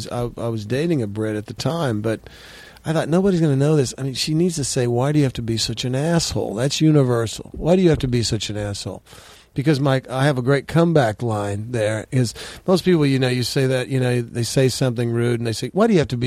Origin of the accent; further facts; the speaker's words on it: Texas, United States; I consider myself, even though I'm from Texas, I always consider myself more of a Midwesterner